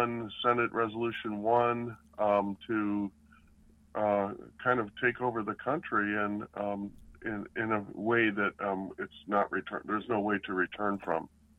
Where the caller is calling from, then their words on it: Raleigh, North Carolina, United States; I'm in Raleigh.